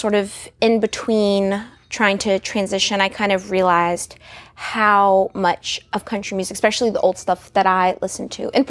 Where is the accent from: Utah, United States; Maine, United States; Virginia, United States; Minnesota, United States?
Virginia, United States; Shenandoah Valley; I'm from the Shenandoah Valley